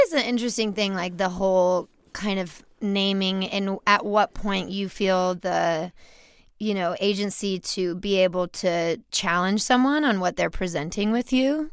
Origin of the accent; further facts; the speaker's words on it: Baton Rouge, Louisiana, United States; So I grew up in Louisiana. I grew up in Baton Rouge